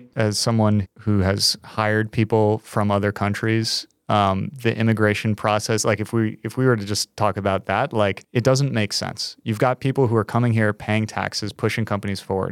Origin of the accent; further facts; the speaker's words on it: New York, United States; As a New Yorker